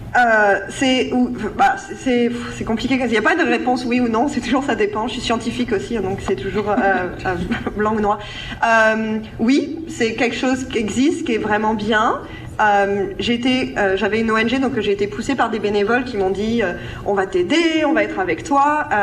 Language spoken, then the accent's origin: French; France; moved away; en tant que Français, euh, de France